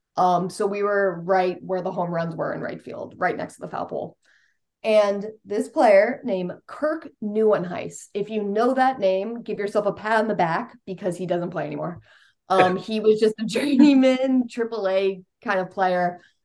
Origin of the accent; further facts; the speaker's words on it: Westchester, New York, United States; I grew up in Westchester, New York, which is the first suburb up there in New York